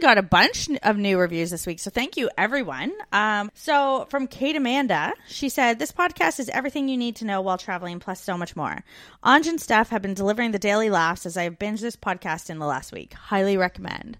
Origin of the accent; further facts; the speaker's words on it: Canada; moved away as an adult; We're two Canadian expats now living in Australia in the U K